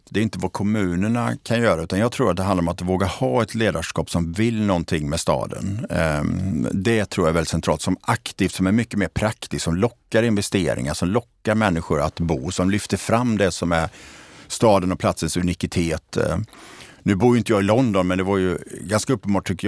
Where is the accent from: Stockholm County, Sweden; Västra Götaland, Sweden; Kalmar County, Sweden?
Västra Götaland, Sweden; Borås; Jag är ju eh, född och uppvuxen i Borås eh, som ju har en väldigt positiv och intressant utveckling